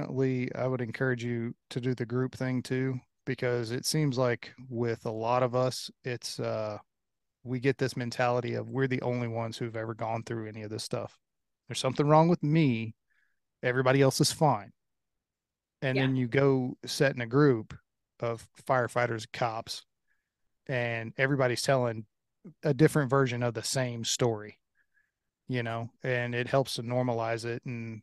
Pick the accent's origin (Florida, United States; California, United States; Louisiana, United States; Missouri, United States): Louisiana, United States; So I grew up in Louisiana, so it is not humid here.